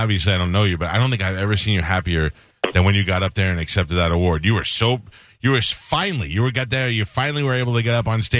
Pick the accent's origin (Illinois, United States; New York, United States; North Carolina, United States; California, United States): New York, United States; New York City; I grew up in Staten Island.